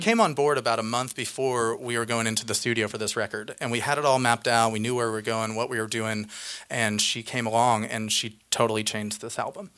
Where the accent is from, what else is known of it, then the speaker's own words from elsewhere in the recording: Indiana, United States; I grew up in the Indiana state